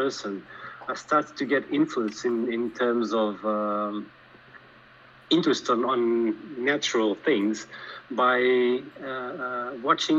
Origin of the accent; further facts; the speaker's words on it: a small city about 20 km west of Lisbon, Portugal; I was born in Lisbon, Portugal. Mm-hmm. Well, immediately after I went to live with my parents on a small city, just about 20 kilometers west of Lisbon.